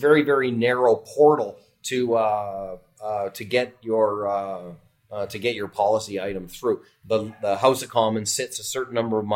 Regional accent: Toronto, Ontario, Canada; I grew up in Etobicoke

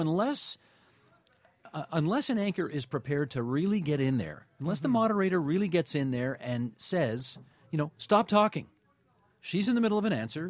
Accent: Hamilton, Ontario, Canada; also born or lived in Toronto / Boston; I grew up on the West Mountain in Hamilton, and had a very nice, you know, middle class existence in the Steel City

